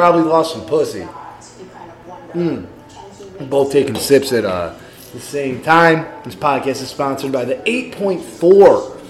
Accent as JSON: {"language": "English", "region": "Midwest", "country": "United States", "said": "Since we're from the Midwest."}